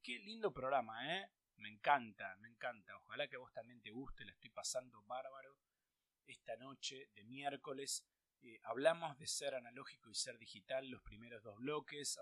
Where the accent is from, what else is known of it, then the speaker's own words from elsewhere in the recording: Argentina; en Argentina siempre tuvimos lamentablemente inflación